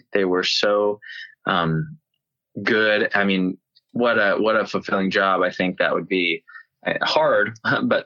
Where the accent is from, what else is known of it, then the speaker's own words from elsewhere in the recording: Knoxville, Tennessee, United States; moved away as an adult; also born or lived in Nashville, Tennessee; now in California, United States; my hometown, Knoxville